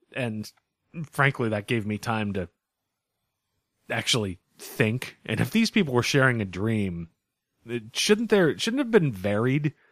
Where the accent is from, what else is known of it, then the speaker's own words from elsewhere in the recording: United States; As an American